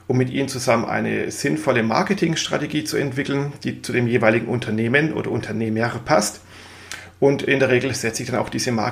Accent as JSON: {"language": "German", "region": "Swabia", "country": "Germany", "lives_now": "Mainz, Germany", "said": "Ich gebe es ja zu, ich bin Schwabe, das werde ich nie ablegen, auch wenn ich schon seit vielen Jahren im wunderschönen Mainz wohne."}